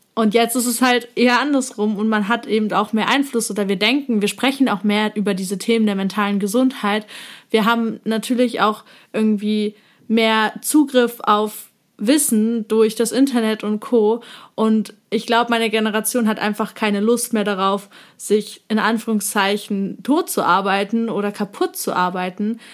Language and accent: German; eastern Germany, Germany; Wir kommen tatsächlich beide äh, aus einem DDR-Haushalt, also wir sind beide quasi im Osten aufgewachsen